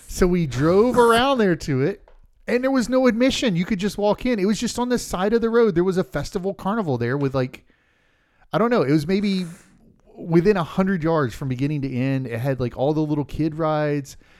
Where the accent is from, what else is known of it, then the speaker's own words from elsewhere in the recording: Polk County, Central Florida, United States; we grew up in Central Florida, Polk County.